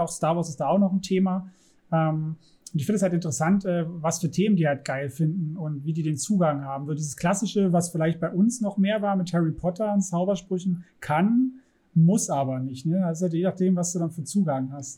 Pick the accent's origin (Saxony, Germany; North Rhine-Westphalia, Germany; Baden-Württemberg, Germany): Saxony, Germany; ich bin in Sachsen zur Schule gegangen